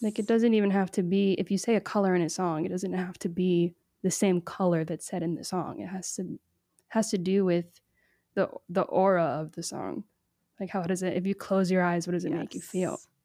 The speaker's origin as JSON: {"language": "English", "town": "Miami", "region": "Florida", "country": "United States", "tie": "born or raised there", "also_born_or_lived": "Nashville / Trinidad and Tobago", "moved": "yes", "lives_now": "West Hollywood, United States", "said": "I grew up in Miami on the boat on the weekends"}